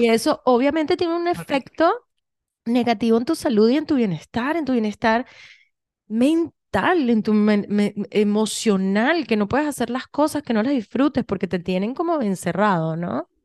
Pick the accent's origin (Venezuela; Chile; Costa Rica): Venezuela; moved away; yo vengo de Venezuela